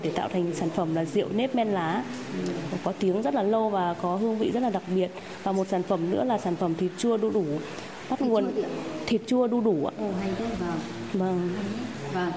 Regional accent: Thach Kiet, Phú Thọ, Vietnam; born or raised there

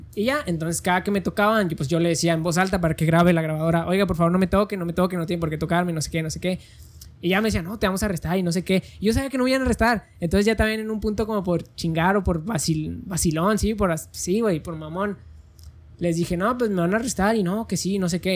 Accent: Mexico; Como mexicano puedo caminar sobre cualquier calle de México que yo quiera

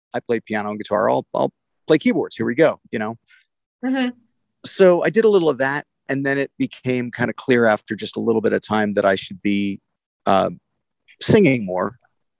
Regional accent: New Jersey, United States; also born or lived in New York City, New York; I was born in New York City, and my part of our family moved to the suburbs for schooling, basically. You know, so I was a New Jersey kid through high school and at college

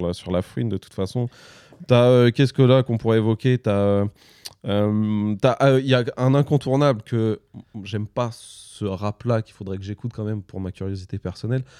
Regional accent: Le Havre, Normandy, France; je suis du Havre

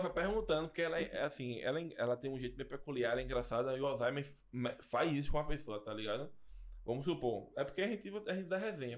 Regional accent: Brazil; Eu sou de Nova Jersey, Nova Descoberta.

